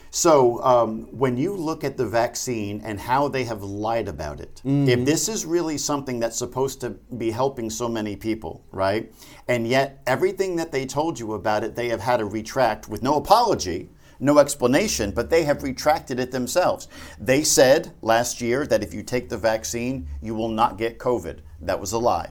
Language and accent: English; New Jersey, United States; I'm from Jersey